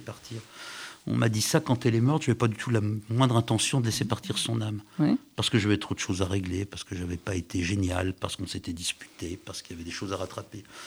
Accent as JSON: {"language": "French", "town": "Paris", "region": "Île-de-France", "country": "France", "said": "quand on est parisien, on est forcément, je suis parisien"}